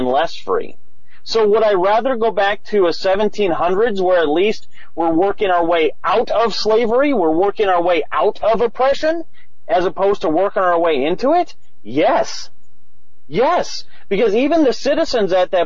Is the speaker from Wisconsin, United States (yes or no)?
yes; Madison, Wisconsin, United States; I'm from Madison, Wisconsin, you know, home of hippies and all that sort of stuff